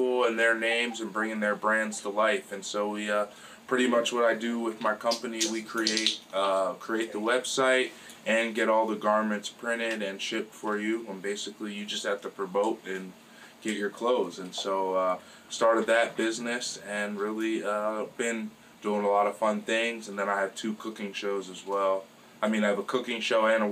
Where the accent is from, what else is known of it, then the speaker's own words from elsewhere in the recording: Morrisville, Pennsylvania, United States; moved away as an adult; also born or lived in Virginia / Miami; I'm from Marsville, PA